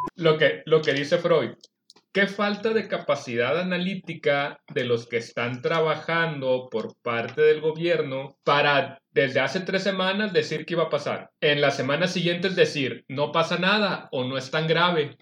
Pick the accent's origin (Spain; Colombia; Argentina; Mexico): Mexico; todos los mexicanos